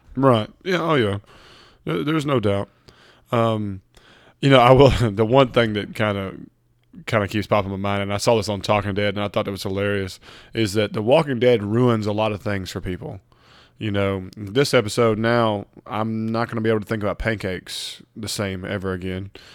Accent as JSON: {"language": "English", "region": "Mississippi", "country": "United States", "said": "we're from Mississippi"}